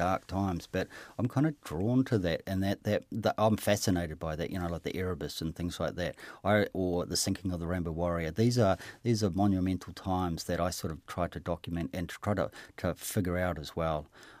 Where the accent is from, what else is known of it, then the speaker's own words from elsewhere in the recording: Hamilton, Waikato, New Zealand; I kind of thought it was partly mine because I grew up in Hamilton.